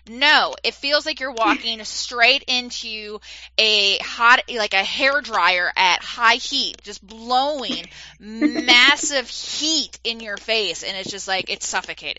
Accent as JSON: {"language": "English", "region": "East Coast", "country": "United States", "moved": "yes", "said": "I'm originally from the East Coast"}